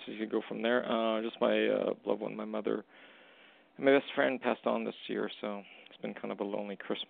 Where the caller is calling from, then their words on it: Canada; I'm calling from Canada.